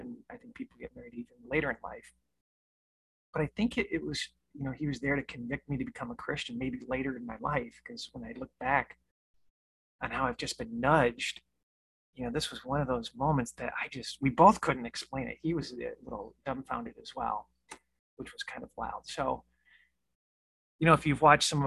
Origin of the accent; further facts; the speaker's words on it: Michigan, United States; I'm from Michigan